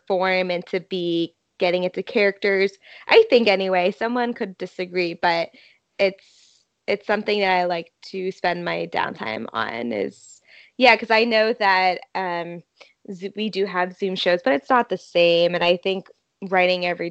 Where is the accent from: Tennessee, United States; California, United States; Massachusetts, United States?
Massachusetts, United States; now in New York City, United States; I'm originally from Massachusetts.